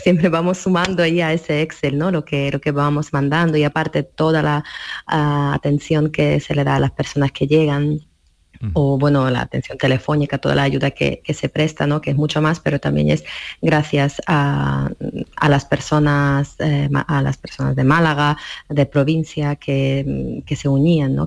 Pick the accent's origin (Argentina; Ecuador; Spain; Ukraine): Ukraine; Ivano-Frankivsk, Ivano-Frankivsk Oblast; Spanish is a second language; moved away; en mi ciudad. Ivano Franquís, que quiero ir a mi pueblo